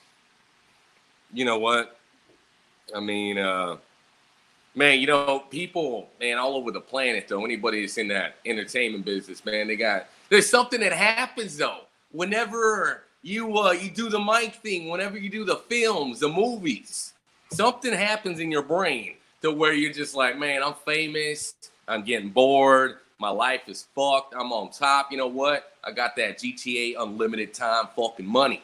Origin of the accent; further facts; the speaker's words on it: Texas, United States; also born or lived in San Antonio, Texas; I'm from San Antonio. Actually, I live in San Antonio. I'm from Texas, though.